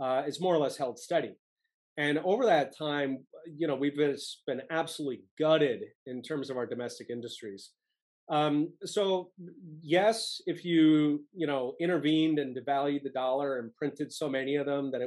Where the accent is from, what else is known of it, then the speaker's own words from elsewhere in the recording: Philadelphia, Pennsylvania, United States; I grew up in Philadelphia